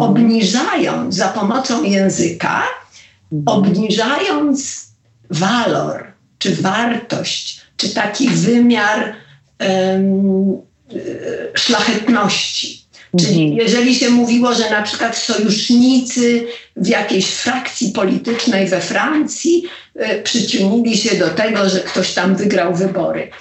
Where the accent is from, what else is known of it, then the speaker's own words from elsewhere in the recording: Poland; moved away as an adult; also born or lived in Los Angeles; jestem z Polski